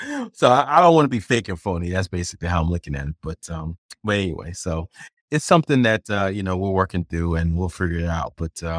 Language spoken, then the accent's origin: English; California, United States; I grew up in California, so Disneyland was always like that magical place you go